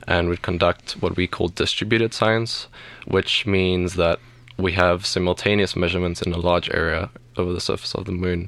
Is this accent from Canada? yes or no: no; South Africa; moved away as an adult; now in Colorado, United States; I'm actually from South Africa